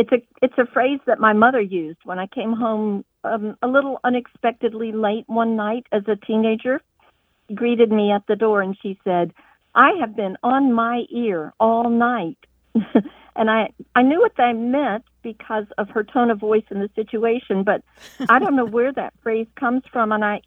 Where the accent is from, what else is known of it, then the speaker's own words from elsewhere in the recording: the South, United States; And I'm wondering, because we're from the South, does it have anything to do with the South, or is it from elsewhere?